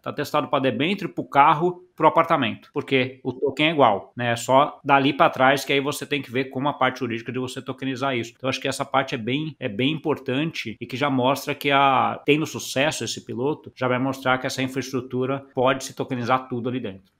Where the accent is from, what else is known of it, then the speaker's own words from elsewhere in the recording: Brazil; a gente como brasileiro